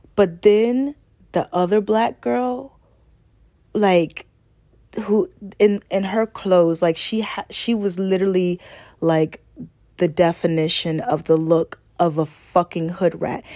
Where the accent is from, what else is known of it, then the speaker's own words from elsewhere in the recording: Augusta, Georgia, United States; I'm a Southern girl. I was born and raised in Augusta, Georgia